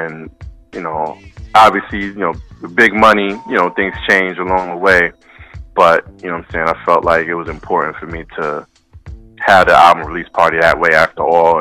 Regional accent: New York City, New York, United States; moved away; out in BK, man, back in my hometown

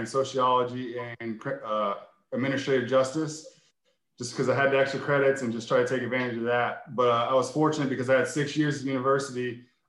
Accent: Vandergrift, Pennsylvania, United States; I grew up in Vandergrift, Pennsylvania, which is about 45 minutes outside of Pittsburgh. That's my roots

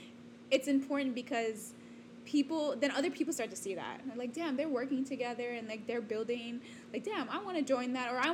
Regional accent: New York, United States; born there; my family's from New York. I was born in New York. So I was always familiar with the New York lifestyle, you know?

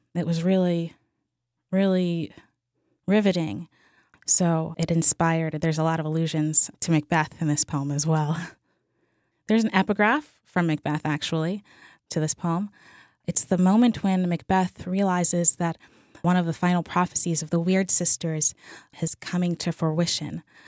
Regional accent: New Orleans, Louisiana, United States; I'm from New Orleans

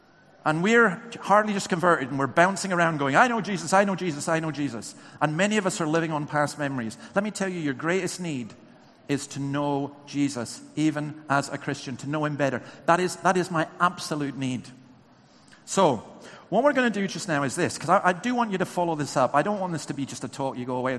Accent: England, United Kingdom; born there; I love coming down to England. I was born in England, but please don't tell anyone. Back up in Scotland.

